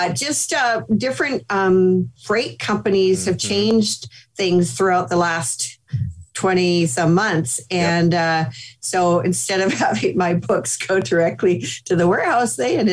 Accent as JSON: {"language": "English", "country": "Canada", "moved": "as an adult", "lives_now": "United States", "said": "Being Canadian"}